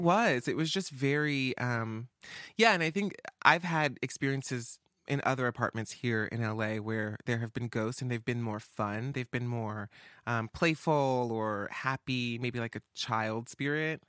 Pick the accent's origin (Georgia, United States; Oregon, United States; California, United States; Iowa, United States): Georgia, United States; Atlanta; moved away; I'm from the East Coast. I'm from Atlanta, uh, down south